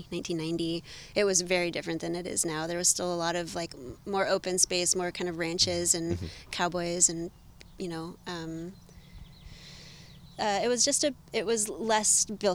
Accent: Livermore, California, United States; moved away as an adult; also born or lived in Santa Barbara / New York City; now in San Francisco, United States; I grew up in Livermore. I then left for college. I went to college in Santa Barbara.

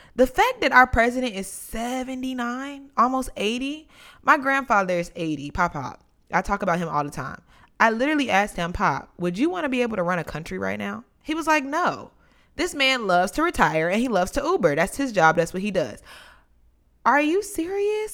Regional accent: North Carolina, United States; now in Washington, D.C., United States; growing up in North Carolina

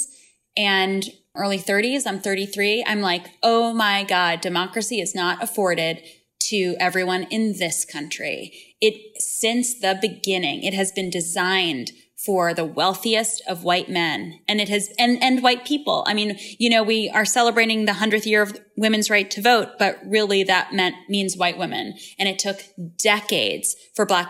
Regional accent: Long Island, New York, United States; I grew up on Long Island in this very socially conservative town

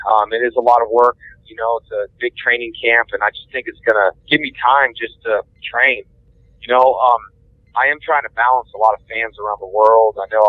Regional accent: Houston, Texas, United States; then I'll be here in my hometown in Houston at Space City

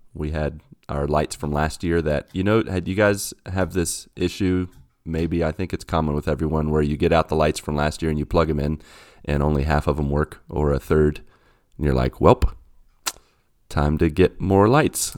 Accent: West Virginia, United States; I grew up in West Virginia where those kind of roads are everywhere.

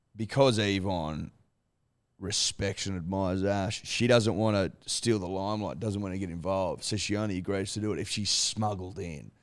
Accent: Australia; as an Australian

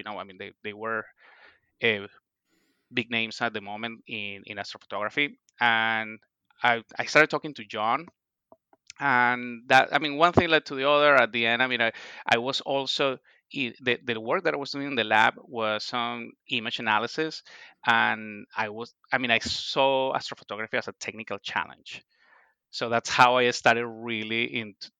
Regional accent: Venezuela; moved away as an adult; also born or lived in Ohio, United States / Boston, United States; now in Niskayuna, United States; I am originally from Venezuela

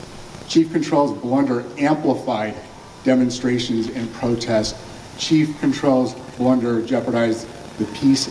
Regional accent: Southern California, United States; I was born and raised in Southern California.

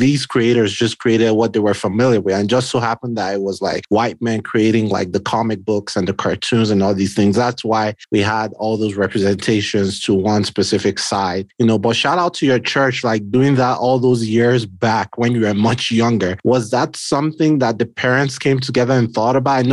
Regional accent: Nigeria; now in United States; I'm Nigerian, right? So I'm an immigrant to the US

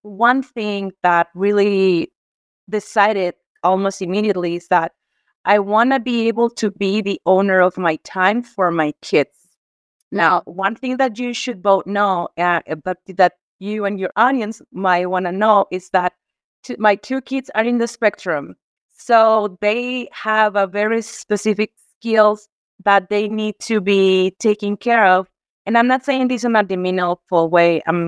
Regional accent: Mexico; I am from Mexico. I am a 41-year-old woman, single mom

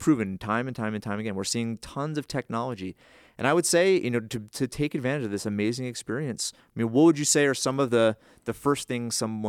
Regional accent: Northeast, United States; Or I grew up in the Northeast, right?

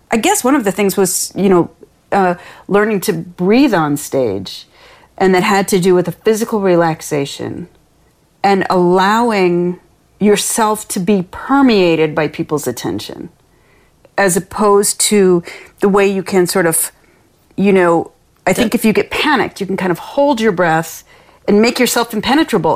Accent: Lansing, Michigan, United States; this neighborhood that I grew up in in Lansing, Michigan

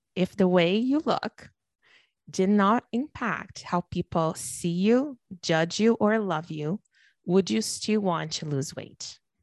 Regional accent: Brazil; now in Canada; I'm born and raised in Brazil, I live in Canada now

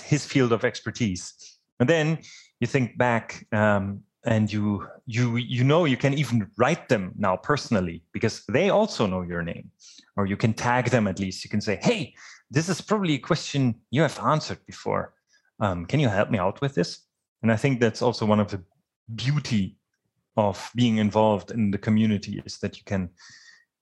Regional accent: Germany; moved away as an adult; also born or lived in Dresden, Germany; now in Winkler, Canada; I was born in Germany, and I studied mechatronics in Dresden in Germany

